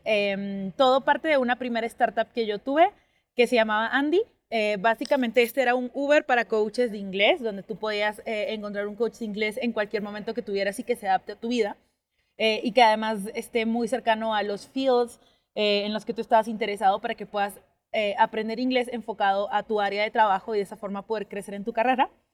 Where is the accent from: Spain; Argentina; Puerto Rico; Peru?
Peru; al yo haber crecido o haberme formado toda la parte de educación primaria en una ciudad muy chiquitita de Perú